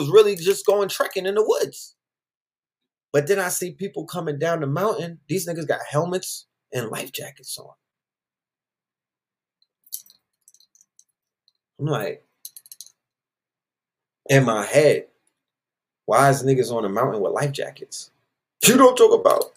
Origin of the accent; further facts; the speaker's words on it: New York, United States; I'm from New York